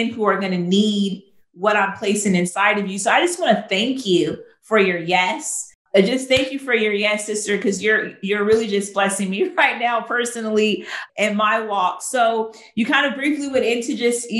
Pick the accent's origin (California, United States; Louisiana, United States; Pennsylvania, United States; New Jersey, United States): California, United States; moved away as an adult; now in Chicago, United States; I'm from California. I moved to Chicago.